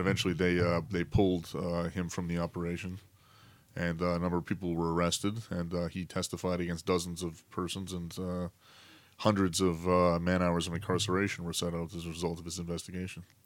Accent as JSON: {"language": "English", "country": "Canada", "said": "myself as a Canadian"}